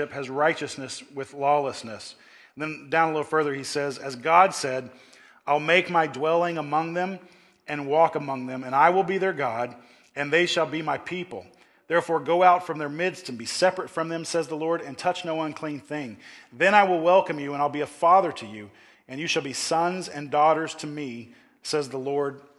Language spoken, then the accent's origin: English; Oklahoma, United States; moved away; I grew up back in Oklahoma and all my family is out there